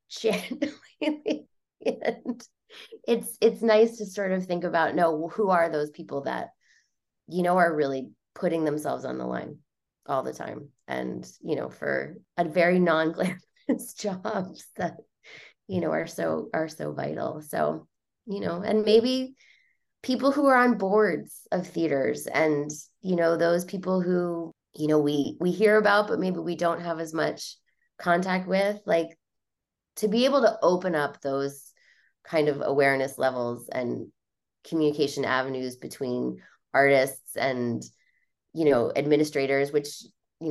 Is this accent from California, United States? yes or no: no; New Jersey, United States; I grew up in New Jersey